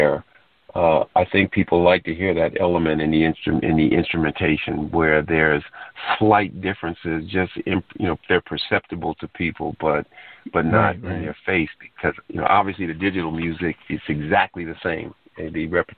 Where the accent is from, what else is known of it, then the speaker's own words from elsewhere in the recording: New York, United States; now in Bowie, United States; originally I was born in New York.